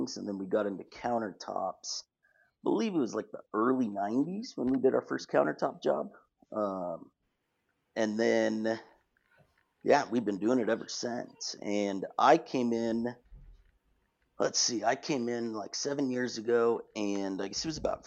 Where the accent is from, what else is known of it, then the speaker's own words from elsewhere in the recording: Albuquerque, New Mexico, United States; I'm born and raised in Albuquerque